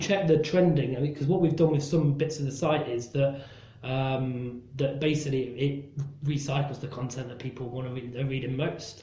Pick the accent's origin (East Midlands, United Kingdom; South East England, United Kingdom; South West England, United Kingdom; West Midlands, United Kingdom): East Midlands, United Kingdom; Nottingham; born or raised there; moved away as an adult; also born or lived in London